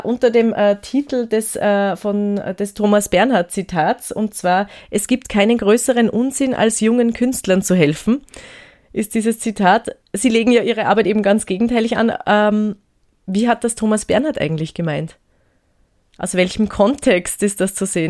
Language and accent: German; Gmunden, Upper Austria, Austria; moved away as an adult; Ich bin ja selber auch aus Gmunden ursprünglich